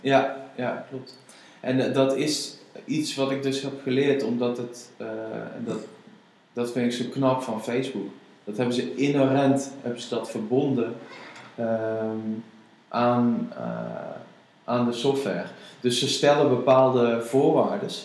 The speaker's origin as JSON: {"language": "Dutch", "country": "Netherlands", "said": "als Nederlanders"}